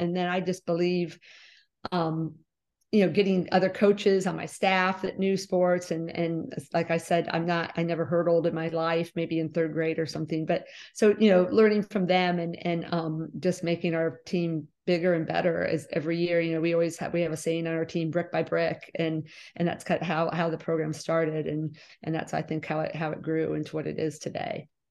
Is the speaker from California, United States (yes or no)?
no; West Liberty, Ohio, United States; also born or lived in Bowling Green, Ohio; We moved to West Liberty when I was almost four years old. So I've lived here all my life